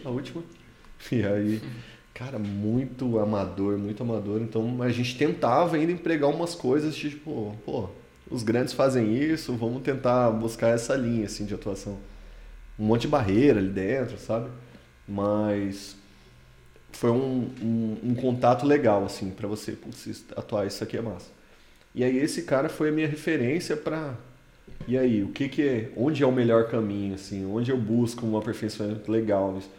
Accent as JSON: {"language": "Portuguese", "town": "Campo Grande", "region": "Mato Grosso do Sul", "country": "Brazil", "moved": "yes", "said": "sou original de Campo Grande, no Mato Grosso do Sul, fiz minha graduação lá"}